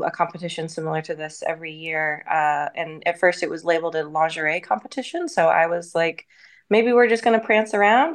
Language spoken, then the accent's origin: English; Washington, United States; also born or lived in Portland, Oregon; now in Dallas, United States; I grew up in Washington State, moved to Portland, Oregon pretty young, and then during the pandemic in 2020, moved to Dallas, Texas.